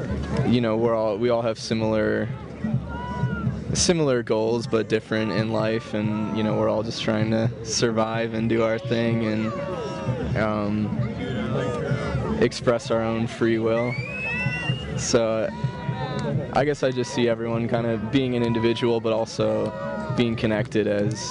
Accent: Cleveland, Ohio, United States; now in Denver, United States; Originally, I'm from Cleveland, Ohio, but I'm living in Denver right now

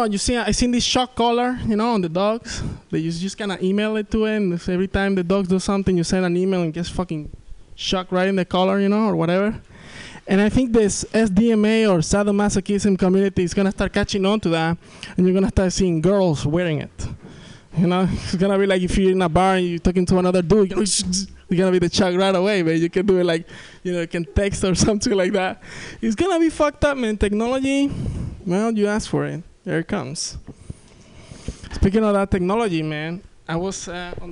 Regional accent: Venezuela; accent: thick accent; English is a second language; now in San Francisco Bay Area, United States; I'm from South America, that's why I have this thick accent

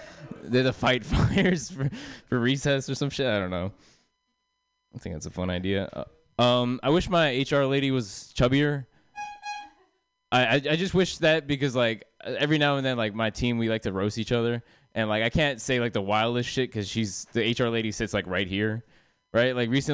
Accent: India; I am Indian, obviously.

